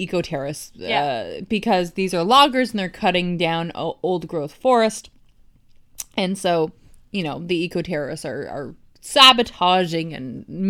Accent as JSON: {"language": "English", "region": "East Coast", "country": "United States", "said": "Well, I'm from the East Coast and I say eco."}